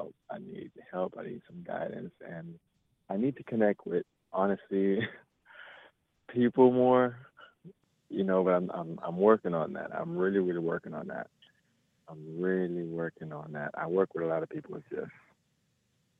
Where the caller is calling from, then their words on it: Miami, Florida, United States; I'm calling from Miami, Florida